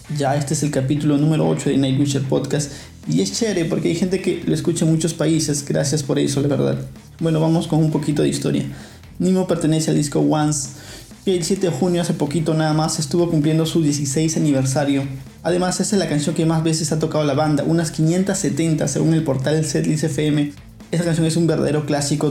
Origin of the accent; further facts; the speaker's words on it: Peru; soy peruano